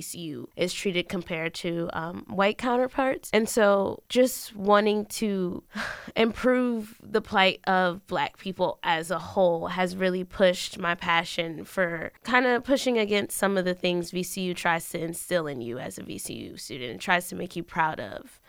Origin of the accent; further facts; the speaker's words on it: Bridgeport, Connecticut, United States; moved away as an adult; now in Richmond, United States; I was raised in Bridgeport, Connecticut